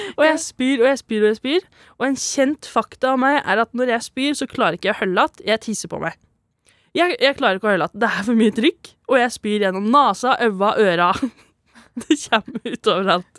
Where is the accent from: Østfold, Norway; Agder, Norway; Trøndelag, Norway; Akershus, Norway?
Trøndelag, Norway; Valset; accent: broad dialect; fra ei bygd som heter Valset. Det er derfor jeg har litt bred dialekt.